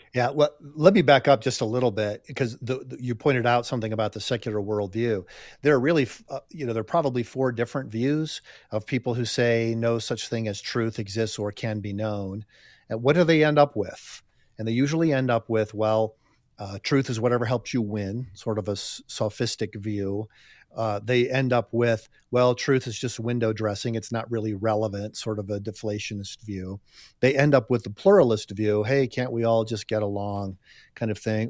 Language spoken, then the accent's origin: English; United States; I'm just speaking as an American here